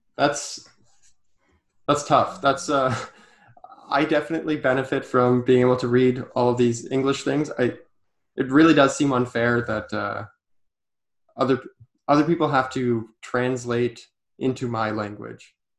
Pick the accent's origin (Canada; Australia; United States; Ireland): Canada; being a Canadian to know a little bit of French